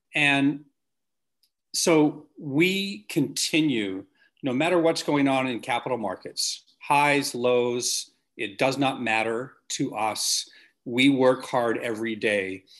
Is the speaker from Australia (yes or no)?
no; Canada; in Canada as a Canadian